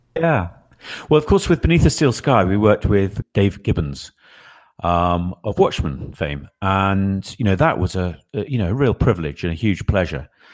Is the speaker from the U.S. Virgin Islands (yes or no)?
no; England, United Kingdom; I'm the guy from England